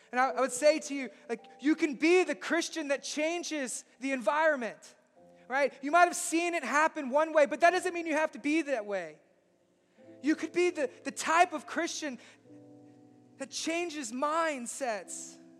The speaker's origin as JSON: {"language": "English", "region": "Southeast Texas", "country": "United States", "said": "I'm from Southeast Texas"}